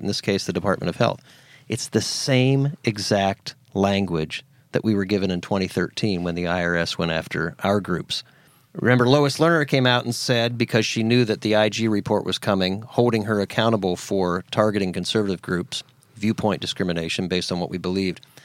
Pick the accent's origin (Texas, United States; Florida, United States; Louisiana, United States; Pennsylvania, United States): Pennsylvania, United States; now in Tennessee, United States; where I grew up in Pennsylvania